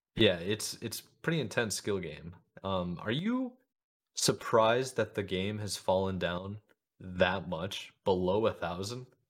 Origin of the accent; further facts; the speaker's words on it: United States; as an American